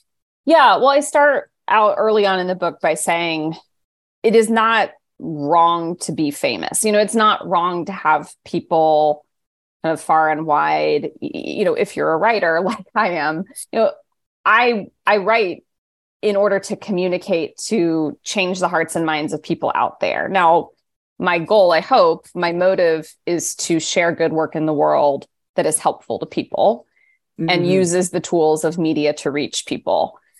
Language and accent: English; Midwest, United States; now in New York City, United States; I'm a Midwesterner through and through, that happens to be living in New York City.